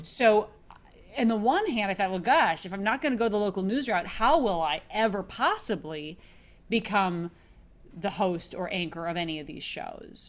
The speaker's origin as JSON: {"language": "English", "town": "Minneapolis", "region": "Minnesota", "country": "United States", "tie": "born or raised there", "moved": "yes", "lives_now": "Los Angeles, United States", "said": "I live in Los Angeles now, but I grew up in Minneapolis"}